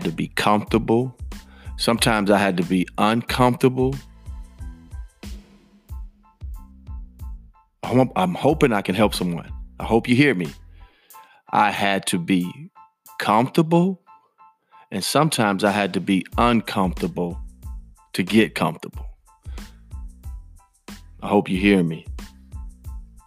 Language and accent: English; Chicago, Illinois, United States; I was born and raised in Chicago